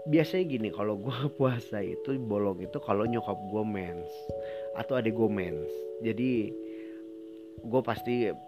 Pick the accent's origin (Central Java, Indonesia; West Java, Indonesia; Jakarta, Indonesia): Jakarta, Indonesia; born there; dia tahu nggak gue lahir di Kelapa Gading tahu nggak dia Kelapa Gading itu Jakarta Utara tahu nggak Jakarta Utara itu di Jakarta